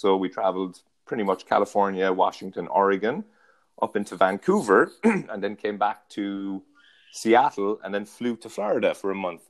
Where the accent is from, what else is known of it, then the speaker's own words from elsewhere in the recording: County Cork, Munster, Ireland; moved away as an adult; now in San Diego, United States; I'm from Ireland, um, born and raised in County Cork, which is in the south of Ireland, and uh, made the move over to San Diego, where I live now, eight years ago.